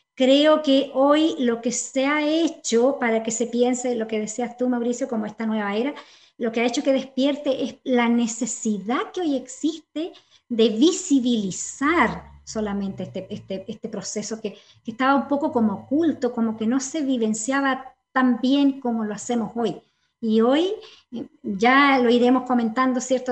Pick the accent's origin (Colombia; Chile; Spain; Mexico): Chile; Como sociedad chilena